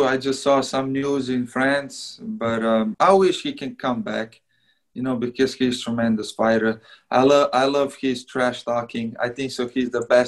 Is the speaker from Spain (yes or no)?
no; Slovenia; moved away; I'm from Slovenia, it's only 2 million people